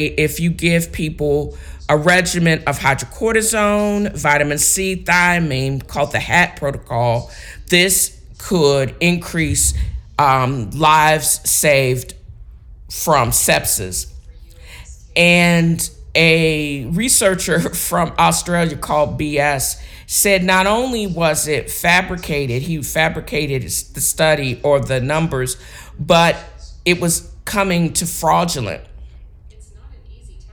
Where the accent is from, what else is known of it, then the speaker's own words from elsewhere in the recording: Virginia Beach, Virginia, United States; where I grew up in Virginia Beach